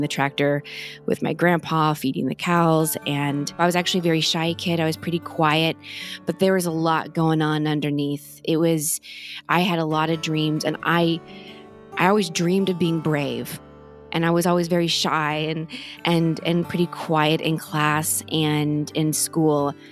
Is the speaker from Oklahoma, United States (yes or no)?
yes; Norman, Oklahoma, United States; my family and I grew up in Norman, Oklahoma